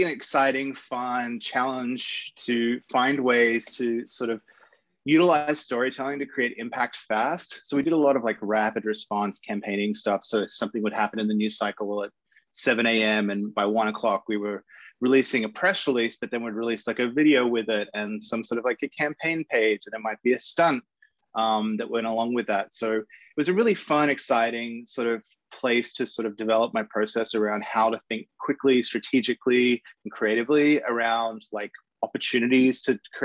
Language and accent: English; Sydney, New South Wales, Australia; I grew up in Sydney, Australia